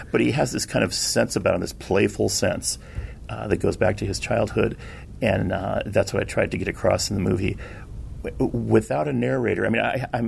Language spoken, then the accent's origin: English; Southern California, United States; growing up in Southern California